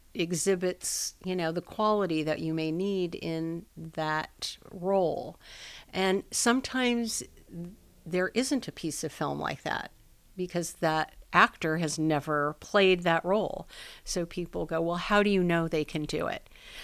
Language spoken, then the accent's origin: English; Los Angeles, California, United States; Well, I'm a native Los Angelino.